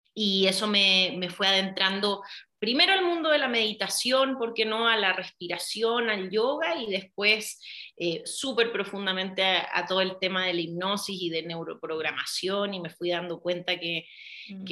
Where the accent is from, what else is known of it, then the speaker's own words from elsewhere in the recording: Chile; moved away as an adult; now in Mexico; nací en Chile, vivía allá hasta como los 19 años